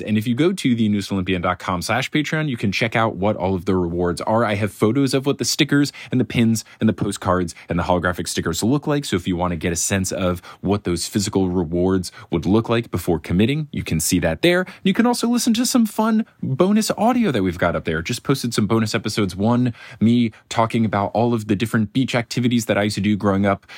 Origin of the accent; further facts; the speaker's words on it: Northeast, United States; moved away; also born or lived in Texas; Growing up in the Northeast